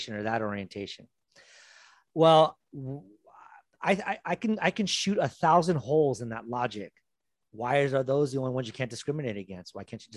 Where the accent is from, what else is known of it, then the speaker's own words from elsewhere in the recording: United States; now in Brazil; as an American